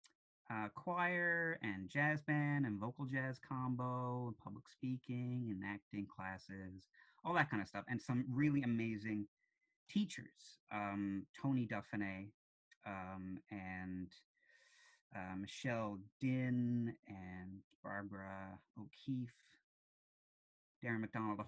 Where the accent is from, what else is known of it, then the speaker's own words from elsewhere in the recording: St. John's, Newfoundland and Labrador, Canada; also born or lived in Kilbride / Shea Heights / Topsail Road; I grew up in Goulds via Kilbride, via Shea Heights, via Topsail Road originally.